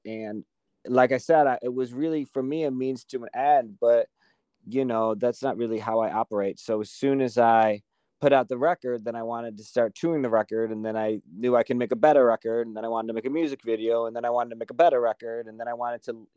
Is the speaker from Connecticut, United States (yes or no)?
no; Kenosha, Wisconsin, United States; also born or lived in Quincy, Illinois / Washington, D.C.; now in Los Angeles, United States; I was born in Quincy, Illinois, but I moved to Kenosha, Wisconsin when I was 4.